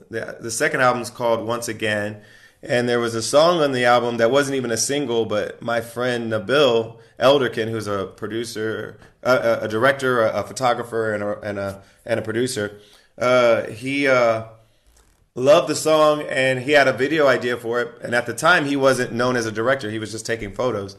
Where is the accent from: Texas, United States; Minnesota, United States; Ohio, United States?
Ohio, United States; she's also from Ohio like myself